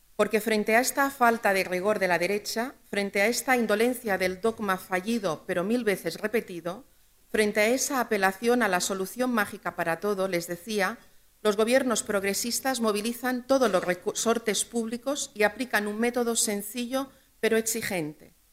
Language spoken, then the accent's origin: Spanish; Balearic Islands, Spain; en mi tierra siempre hemos sido emprendedores, siempre hemos tenido buenas ideas, empresarios y empresarias que desde cuatro islas en medio del Mediterráneo